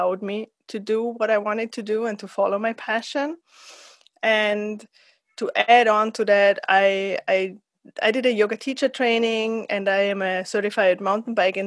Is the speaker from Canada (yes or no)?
no; Austria; also born or lived in San Diego, United States; I'm from Austria, where I'm at the moment